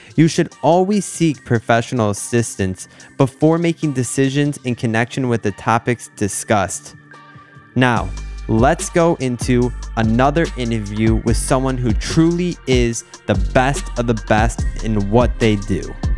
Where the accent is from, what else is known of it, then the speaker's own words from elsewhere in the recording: Michigan, United States; now in South Florida, United States; where I'm from in Michigan